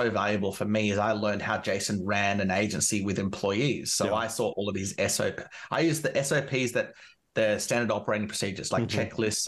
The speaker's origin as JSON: {"language": "English", "town": "Canberra", "region": "Australian Capital Territory", "country": "Australia", "said": "where I'm from Canberra"}